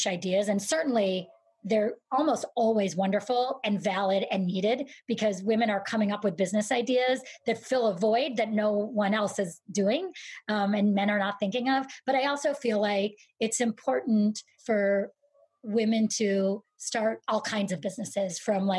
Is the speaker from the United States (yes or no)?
yes; Syracuse, New York, United States; I grew up in Syracuse, New York, a very snowy and boring place